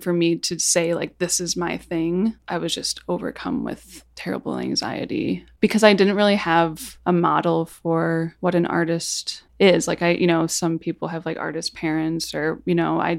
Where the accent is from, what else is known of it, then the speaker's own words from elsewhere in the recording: Chicago, Illinois, United States; I'm from Chicago, and I have a band called ….